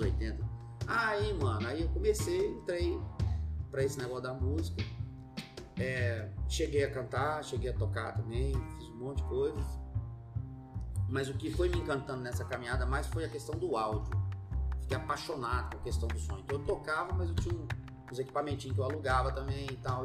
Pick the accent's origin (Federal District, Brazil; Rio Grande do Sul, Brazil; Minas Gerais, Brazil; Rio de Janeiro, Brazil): Minas Gerais, Brazil; Belo Horizonte; moved away; also born or lived in Brasília; sou de BH, nasci lá. E desde criança minha mãe sempre fomentou em mim a questão da vida artística